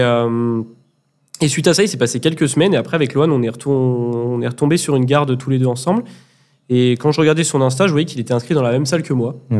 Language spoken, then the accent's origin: French; Grenoble, Auvergne-Rhône-Alpes, France; Je suis originaire de Grenoble aussi